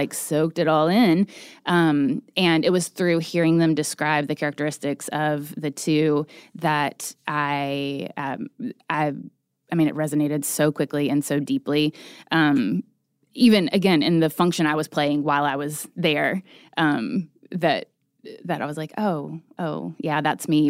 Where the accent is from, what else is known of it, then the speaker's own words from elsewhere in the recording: Chattanooga, Tennessee, United States; now in Nashville, United States; I am originally from East Tennessee. I grew up in Chattanooga.